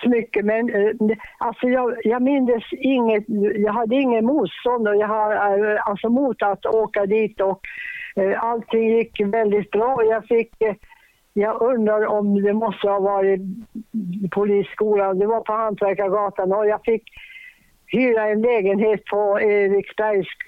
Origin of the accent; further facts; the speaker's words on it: Boden, Norrbotten County, Sweden; moved away; also born or lived in Kukkolaforsen, Tornedalen / Stockholm; jag var från Boden